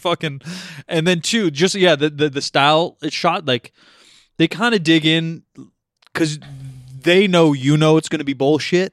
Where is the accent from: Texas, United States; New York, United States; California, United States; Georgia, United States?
California, United States; we're from California